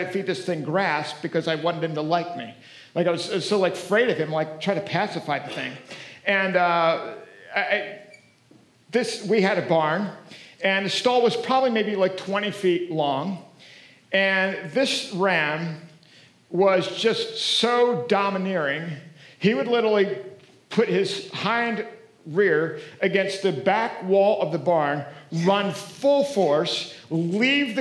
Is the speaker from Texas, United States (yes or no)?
no; Pennsylvania, United States; moved away; I grew up back in Pennsylvania. We had a little farm